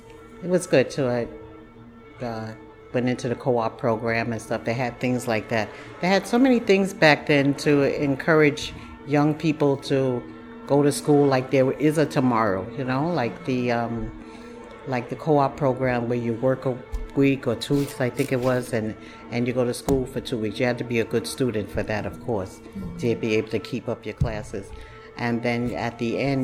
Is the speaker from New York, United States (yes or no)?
yes; New York City, New York, United States; also born or lived in Harlem, New York; Fort Greene area was where I was raised. And we moved there when I was very young.